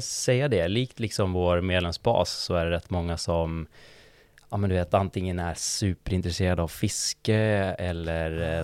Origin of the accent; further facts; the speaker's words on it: Umeå, Västerbotten County, Sweden; moved away as an adult; now in Stockholm, Sweden; Jag, jag är från Umeå ursprungligen, eh, bott i Stockholm i sju år ungefär.